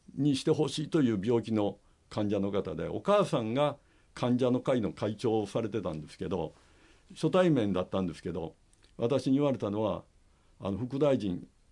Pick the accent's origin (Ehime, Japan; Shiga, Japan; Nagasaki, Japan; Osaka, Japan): Shiga, Japan; 私はですね滋賀県の大府市出身なんですね日本一大きな琵琶湖のそばで育ちまして